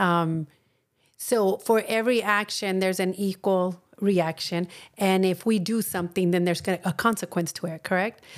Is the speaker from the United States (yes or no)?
yes; Texas, United States; I'm from Texas and a lot of people from there are Catholics